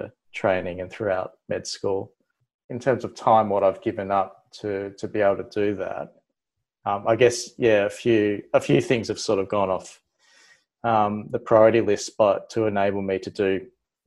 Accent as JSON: {"language": "English", "town": "Melbourne", "region": "Victoria", "country": "Australia", "tie": "born or raised there", "also_born_or_lived": "New South Wales", "moved": "as an adult", "said": "I came from Melbourne. I was born in Melbourne, but I spent time in New South Wales through med. Pretty typical, like Melbourne little boy life"}